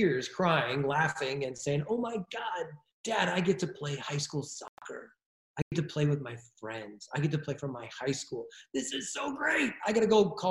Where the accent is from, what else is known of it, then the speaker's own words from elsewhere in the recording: California, United States; I'm from California